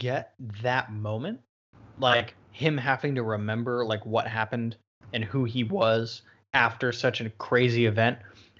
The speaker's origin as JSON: {"language": "English", "region": "Southern California", "country": "United States", "tie": "born or raised there", "moved": "as an adult", "lives_now": "Northern California, United States", "said": "I spent 18 years in Southern California, so when I've spent 19 years up here, or 18 years and a day up here"}